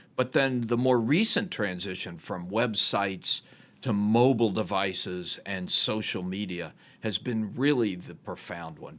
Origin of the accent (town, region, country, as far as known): Chattanooga, Tennessee, United States; born or raised there; moved away; also born or lived in Ohio